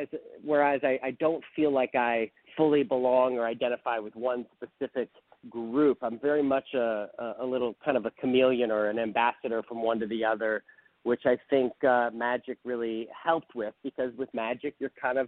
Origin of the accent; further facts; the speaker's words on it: St. Louis, Missouri, United States; I grew up in St. Louis, Missouri. So I'm a good little Midwestern kid